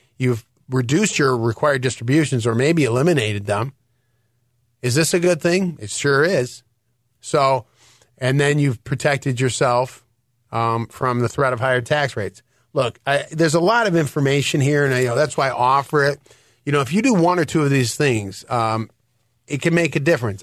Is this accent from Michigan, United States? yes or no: yes; Detroit, Michigan, United States; now in Illinois, United States; I am from Detroit